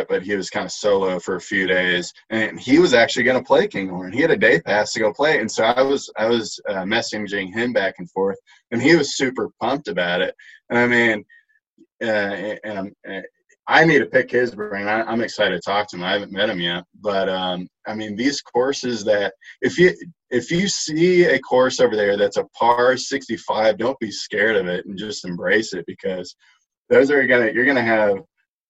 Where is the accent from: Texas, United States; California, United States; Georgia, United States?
Texas, United States; moved away as an adult; also born or lived in Colorado; now in Atlanta, United States; growing up in Texas